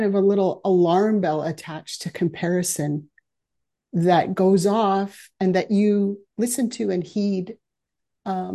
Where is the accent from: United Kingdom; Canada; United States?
Canada; Aldergrove, British Columbia; I grew up in Aldergrove, which for those of you who aren't local here is just down the road.